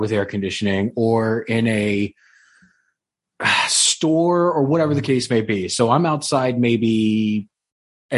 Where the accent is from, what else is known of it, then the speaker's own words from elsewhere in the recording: Florida, United States; also born or lived in New Jersey; I was born in Jersey. I lived in Jersey for about 2 years before my parents shipped down to Florida and decided this is where we're going to live